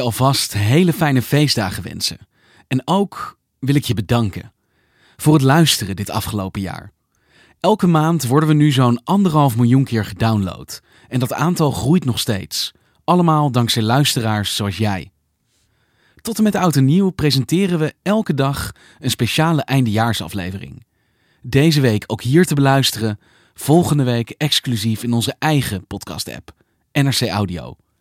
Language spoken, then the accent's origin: Dutch; Delft, South Holland, Netherlands; ik ben 59 jaar, geboren en getogen in Delft